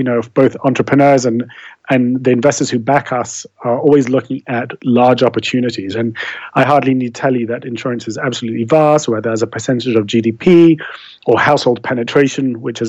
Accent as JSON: {"language": "English", "region": "London", "country": "United Kingdom", "tie": "born or raised there", "accent": "English", "said": "As the kind of remnants of an English accent will betray, I was brought up in London and I studied law there and became an attorney."}